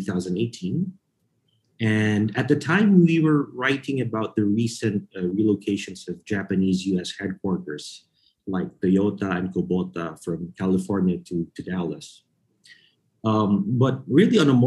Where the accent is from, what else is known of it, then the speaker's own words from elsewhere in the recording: Philippines; moved away as an adult; also born or lived in New York City; I was born and raised in the Philippines.